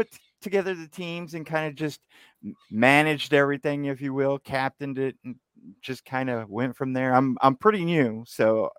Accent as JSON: {"language": "English", "region": "Texas", "country": "United States", "tie": "born or raised there", "said": "Born and raised in Texas. I've been here all my life."}